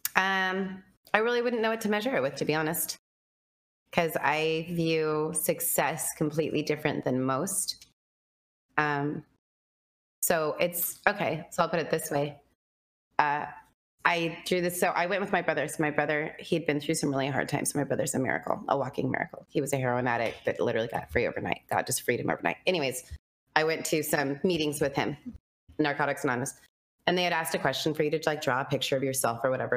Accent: Cheyenne, Wyoming, United States; Wyoming, Cheyenne, Wyoming.

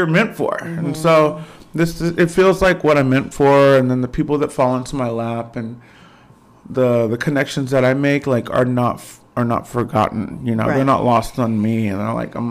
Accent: Fort Worth, Texas, United States; also born or lived in Dallas / New York; Yeah, Fort Worth, Texas. Yeah, 11 days old, adopted. And right here, Fort Worth, Texas

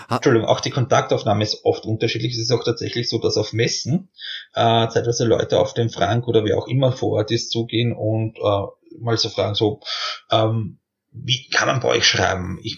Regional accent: Austria; Ich meine, als Österreicher tut man sich halt ein bisschen schwer, so aus diesem kleinen Land herauszukommen.

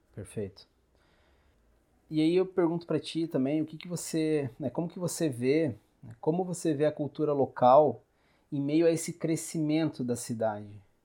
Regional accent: Garopaba, Santa Catarina, Brazil; como um morador de Garopaba, que nasci em Garopaba

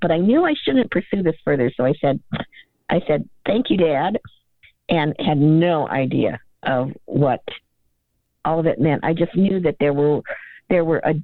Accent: Akron, Ohio, United States; also born or lived in Cleveland, Ohio; I grew up in Ohio. I was born in Cleveland. I grew up near Akron in a very working class environment.

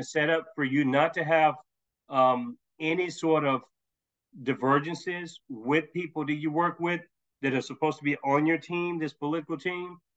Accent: Tennessee, United States; I'm from Tennessee

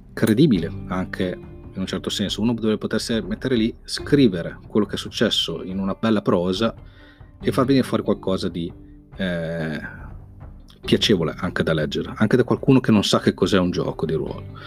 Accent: Modena, Emilia-Romagna, Italy; sono di Modena

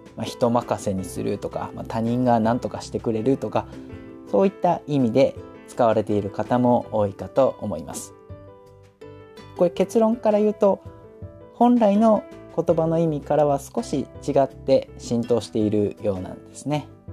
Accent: Hokkaido, Japan; now in Saitama, Japan; 私実は今は埼玉にいますけれども、あの、雪国北海道出身なので

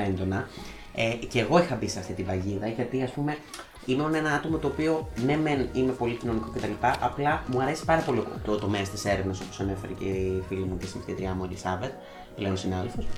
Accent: Volos, Thessaly, Greece; moved away as an adult; now in Thessaloniki, Greece; η καταγωγή μου είναι από το Βόλο, τον τελευταίο, τους τελευταίους μήνες ζω και εργάζομαι στην πόλη της Θεσσαλονίκης

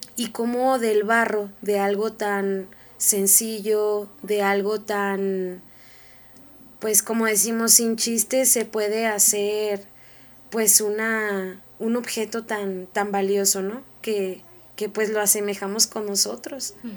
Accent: Mexico; todos nosotros como mexicanos

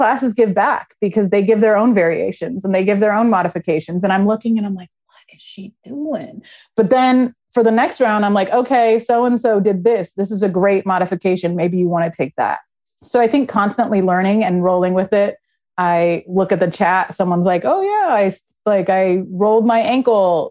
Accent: Los Angeles, California, United States; moved away as an adult; now in Philadelphia, United States; I was born and raised in LA, but I came to Philly when I was 21.

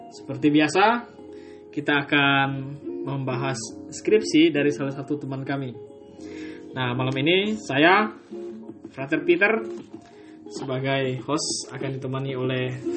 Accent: Lasang, East Nusa Tenggara, Indonesia; born there; khususnya di tempat saya tempat lahir saya di Kampung Lasang.

